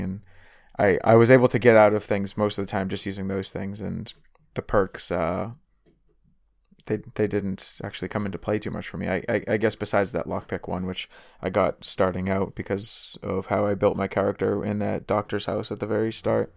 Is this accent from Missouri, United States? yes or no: no; Boston area, Massachusetts, United States; I'm, I'm from Boston